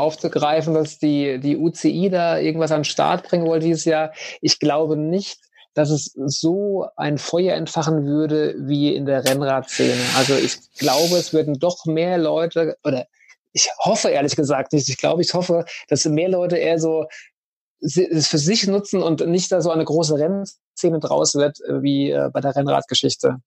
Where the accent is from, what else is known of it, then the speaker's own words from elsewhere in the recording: Germany; bei uns in Deutschland